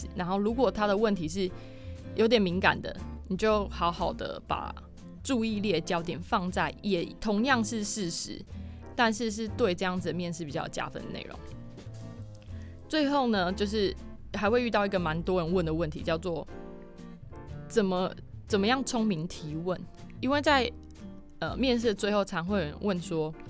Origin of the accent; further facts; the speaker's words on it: Keelung, Taiwan; 我希望可以回到我老家，就是基隆这边，在阳明海运服务。